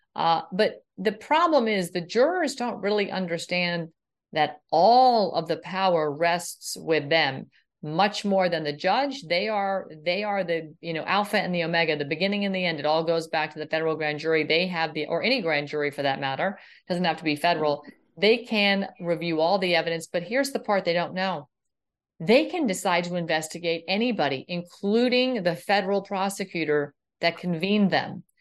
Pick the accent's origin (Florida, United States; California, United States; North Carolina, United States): Florida, United States; my home state of Florida